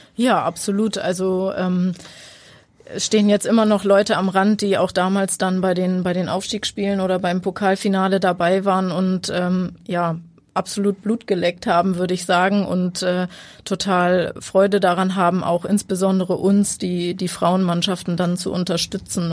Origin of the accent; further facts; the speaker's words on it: near Buxtehude, Lower Saxony, Germany; Ich komme aus der Nähe von Buxtehude, wohne